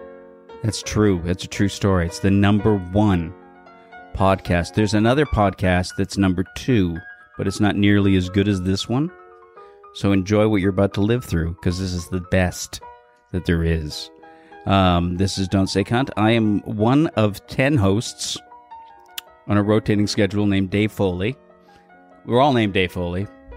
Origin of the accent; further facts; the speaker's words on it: Toronto, Ontario, Canada; born there; also born or lived in Creemore; I was born in Toronto and then lived in Creemore for 4 years.